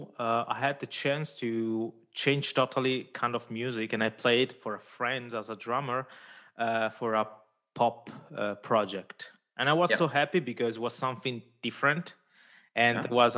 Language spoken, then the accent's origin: English; Italian-speaking Switzerland, Switzerland; first language Italian; English is a second language; I was in the Italian. I grew up in the Italian part